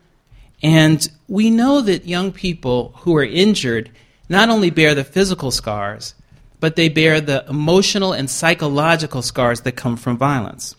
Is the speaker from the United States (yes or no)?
yes; New York City, New York, United States; moved away; I grew up in Queens, New York